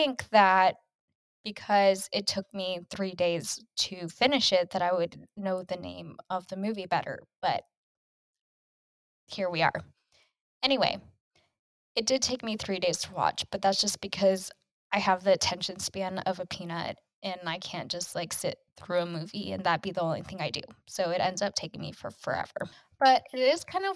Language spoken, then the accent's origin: English; Kansas, United States; growing up in Kansas, you grew up a KU basketball fan